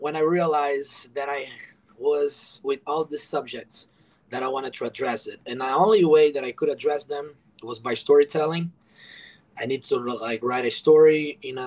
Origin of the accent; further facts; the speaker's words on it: Brazil; moved away as an adult; now in United States; I moved to America in 2014. I'm originally from Brazil